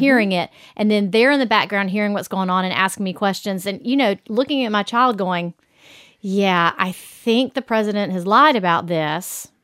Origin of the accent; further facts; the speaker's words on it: the South, United States; we are from the South